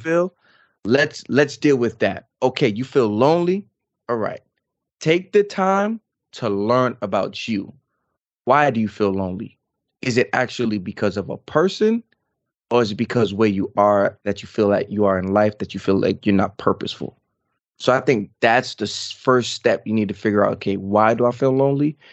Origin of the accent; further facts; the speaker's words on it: New York, United States; now in North Carolina, United States; I'm from New York, everything is boom, boom, boom, boom, boom